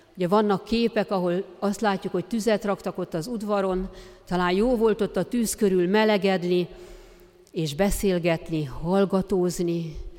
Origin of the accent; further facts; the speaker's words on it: Transdanubia, Hungary; accent: Transdanubian; honnan való vagyok, és mondtam, hogy Dunántúlra. Azt mondja, "Ja, ezt hallottam a beszédedben, ezt a Dunántúli kiejtést.